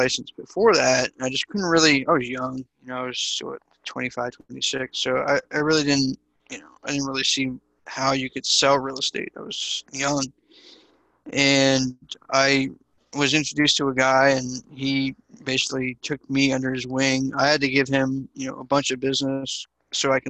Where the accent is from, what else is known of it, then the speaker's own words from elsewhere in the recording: East Coast, United States; now in Dallas, United States; I'm originally from the East Coast, so I would shovel snow and wash cars and, sell blow pops at school